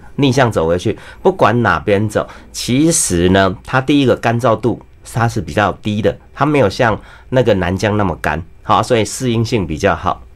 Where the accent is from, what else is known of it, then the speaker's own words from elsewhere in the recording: Taiwan; 我们台湾人呢，海鱼比较多